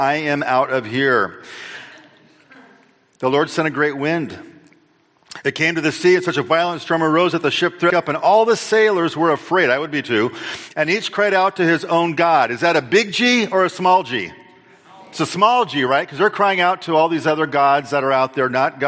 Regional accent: Lake Stevens, Washington, United States; also born or lived in California; I grew up in Lake Stevens, Washington, just up the road here a little bit.

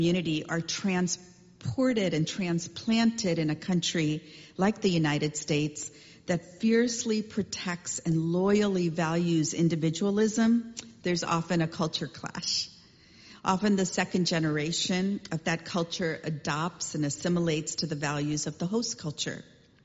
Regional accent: Chennai, Tamil Nadu, India; As a kid growing up in India, I remember our street in Chennai.

